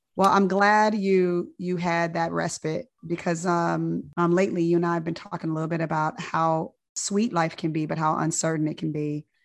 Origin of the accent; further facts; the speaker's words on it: Inglewood, California, United States; moved away; I'm from Inglewood, California